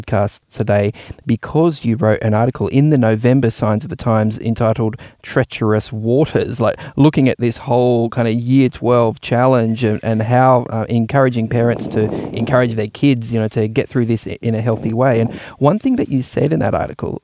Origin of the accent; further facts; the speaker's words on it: Adelaide, South Australia, Australia; when I was a teenager growing up in Adelaide